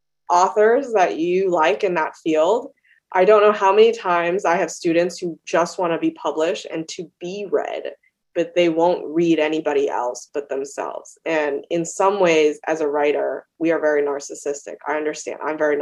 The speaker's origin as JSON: {"language": "English", "country": "Australia", "tie": "born or raised there", "also_born_or_lived": "China / Canada", "lives_now": "United States", "said": "I was born in China. I went to elementary school in Australia, Canada. I came to the United States."}